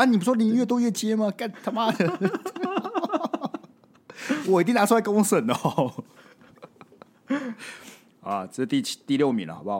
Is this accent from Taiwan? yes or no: yes; Kaohsiung, Taiwan; 我觉得现在还好哎，因为我们是高雄人